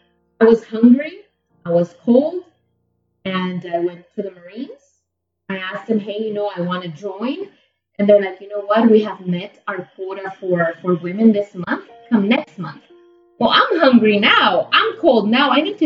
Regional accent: Guatemala; English is a second language; also born or lived in El Salvador; Growing up in Guatemala and El Salvador, I was always taught, you know, that you have to be a lady, and then you're going to be a good wife

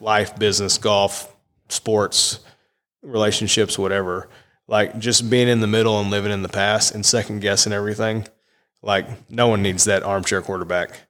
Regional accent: Massachusetts, United States; I was born in Massachusetts.

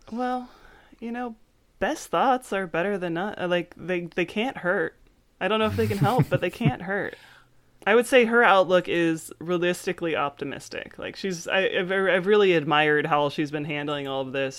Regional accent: Frederick, Maryland, United States; where I grew up in Frederick

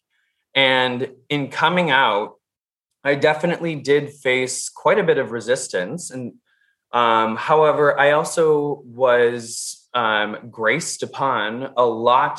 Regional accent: Minnesota, United States; I'm from the Midwest. I am born and raised Minnesotan.

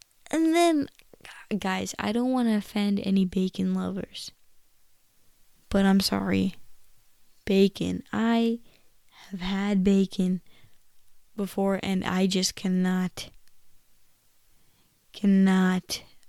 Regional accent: India; I'm Indian, you know. We value, like, the cow, and I just think, you know, it just doesn't feel right to me

